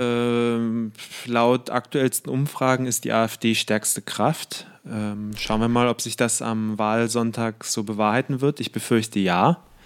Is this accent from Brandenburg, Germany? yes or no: yes; Brandenburg, Germany; moved away; also born or lived in Halle / Southampton, England / Israel; das mein Heimatbundesland ist